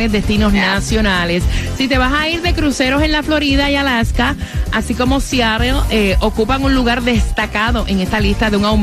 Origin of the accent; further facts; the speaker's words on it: Managua, Nicaragua; De Managua.